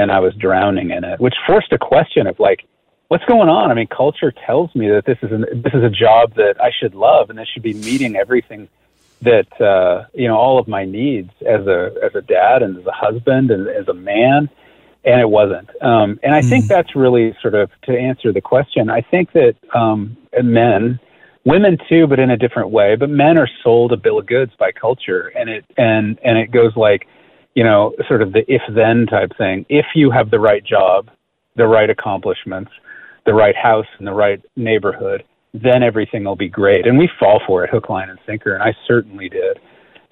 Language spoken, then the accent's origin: English; California, United States; also born or lived in New York City; I grew up in California